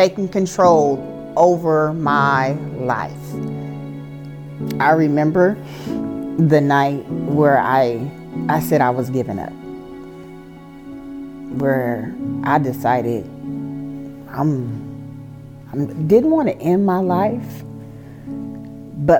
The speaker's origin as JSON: {"language": "English", "town": "Oakland", "region": "California", "country": "United States", "moved": "as an adult", "lives_now": "Houston, United States", "said": "I am originally from Oakland, California, the Bay Area"}